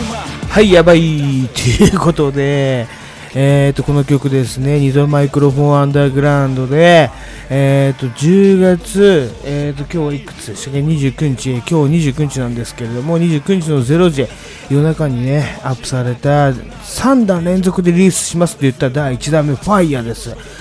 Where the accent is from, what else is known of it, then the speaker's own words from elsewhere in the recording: Tokyo, Japan; 私東京の人間なんで